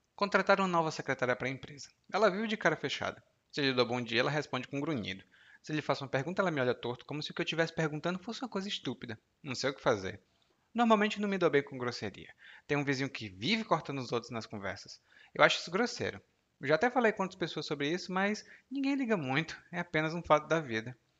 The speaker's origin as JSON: {"language": "Portuguese", "country": "Brazil", "tie": "born or raised there", "said": "eu nasci no Brasil"}